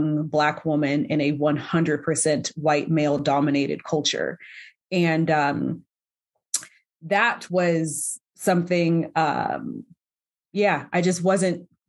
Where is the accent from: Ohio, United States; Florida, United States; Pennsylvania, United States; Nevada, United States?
Nevada, United States; North Las Vegas; I'm born and raised here in Las Vegas. I grew up in an area called Northtown